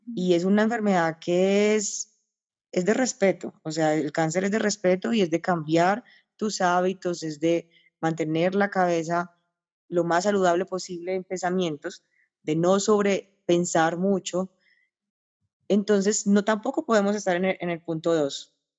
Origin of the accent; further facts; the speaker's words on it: Paisa, Antioquia, Colombia; yo soy paisa